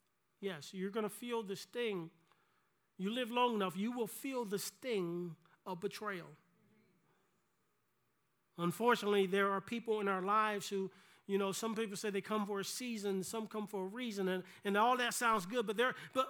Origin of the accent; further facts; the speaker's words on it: South Carolina, United States; growing up in South Carolina